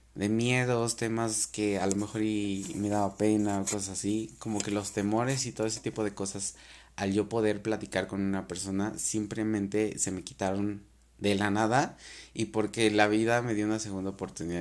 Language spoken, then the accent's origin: Spanish; Mexico; tenemos la costumbre como cultura mexicana